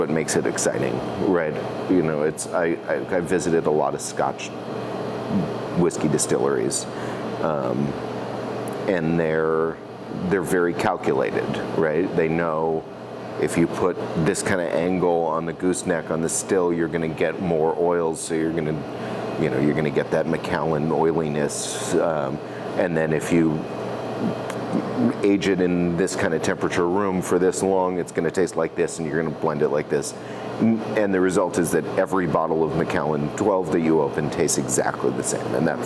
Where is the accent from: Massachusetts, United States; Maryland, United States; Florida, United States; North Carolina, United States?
Massachusetts, United States; also born or lived in New Hampshire / Colorado Springs, Colorado; now in Oregon, United States; I was born in Massachusetts